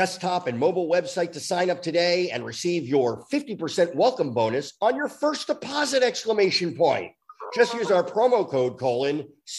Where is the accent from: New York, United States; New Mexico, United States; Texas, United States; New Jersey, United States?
New York, United States; because I grew up in New York